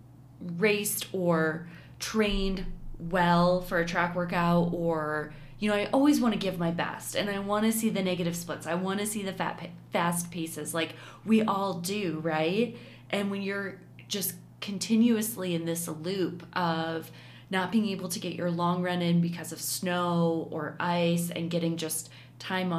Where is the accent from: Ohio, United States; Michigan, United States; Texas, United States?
Michigan, United States; a beach town on Lake; moved away; I grew up in a beach town on Lake Michigan, and Chicago is basically as close as Detroit was for us.